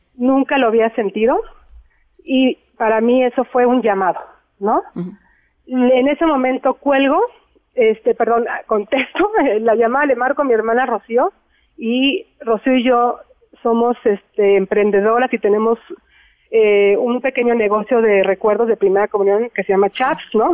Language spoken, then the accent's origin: Spanish; Mexico; somos los mexicanos